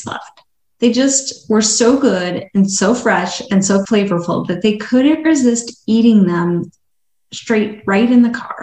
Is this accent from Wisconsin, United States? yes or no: yes; Madison, Wisconsin, United States; I grew up in Madison, Wisconsin